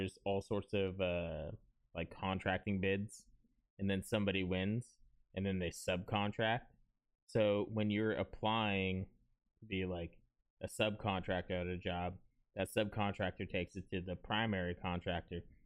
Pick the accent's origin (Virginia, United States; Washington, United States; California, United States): California, United States; moved away as an adult; also born or lived in Texas; now in Florida, United States; I'm from California, and for 10 years, I was stationed in California while I was in the Marines